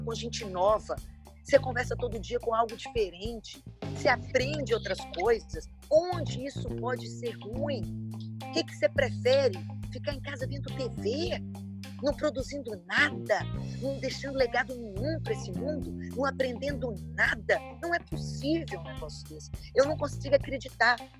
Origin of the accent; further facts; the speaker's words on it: Brazil; Como uma boa brasileira